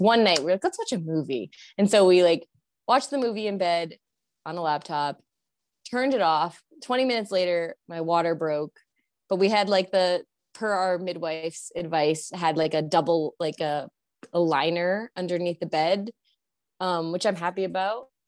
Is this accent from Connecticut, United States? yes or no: yes; Connecticut, United States; moved away as an adult; I had moved back to my home state, which is Connecticut